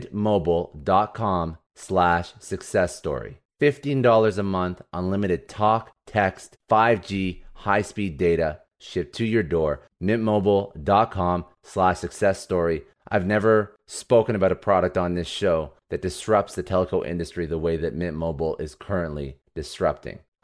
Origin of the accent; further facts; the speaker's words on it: Canada; I'm from Canada